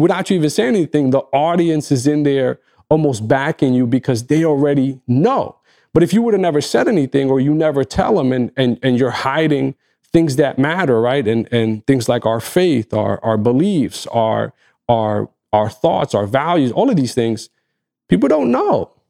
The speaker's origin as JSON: {"language": "English", "country": "Egypt", "first_language": "Arabic", "second_language": "English", "said": "in my native language, as, as someone from Egypt"}